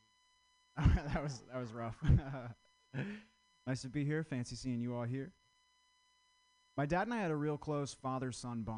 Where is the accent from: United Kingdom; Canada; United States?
United States; Vermont; I'm from Vermont